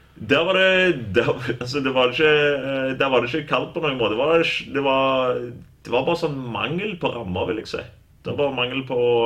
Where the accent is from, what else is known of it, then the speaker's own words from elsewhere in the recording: Norway; moved away; also born or lived in Kansas, United States; jeg er, norsk, og jeg elsker Norge